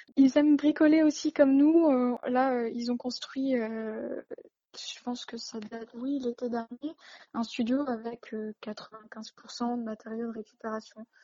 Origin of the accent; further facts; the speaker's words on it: Lille, Hauts-de-France, France; je suis née à Lille